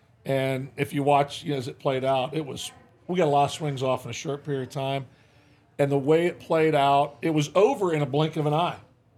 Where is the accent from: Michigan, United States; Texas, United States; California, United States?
Michigan, United States; moved away; I grew up in Michigan, grew up a Tiger fan.